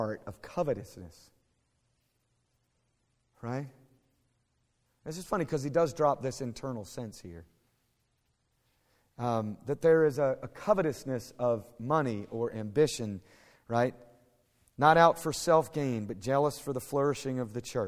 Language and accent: English; United States; also born or lived in Fort Worth, Texas; I'm an American. I live in Fort Worth